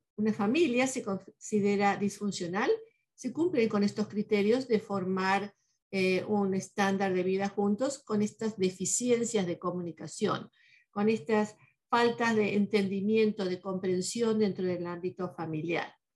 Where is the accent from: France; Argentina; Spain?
Argentina